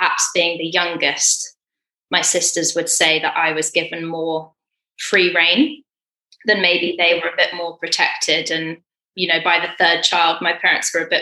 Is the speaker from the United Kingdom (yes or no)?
yes; England, United Kingdom; I thought, being English